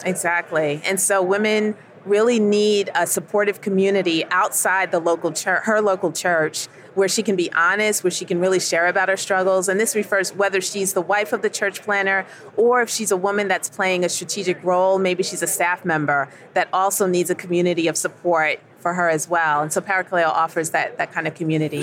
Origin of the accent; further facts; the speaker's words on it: New York City, New York, United States; moved away as an adult; now in Southern United States; So I'm originally from New York. I was born in Queens, New York. Lived in upstate for a while, but have lived down south for a good part of my adult life